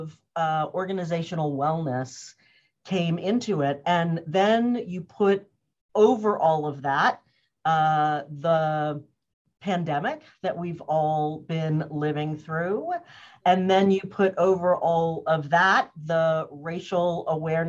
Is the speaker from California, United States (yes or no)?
no; Cambridge, Massachusetts, United States; also born or lived in New Orleans, Louisiana; I was born in New Orleans, Louisiana, and I grew up in Cambridge, Massachusetts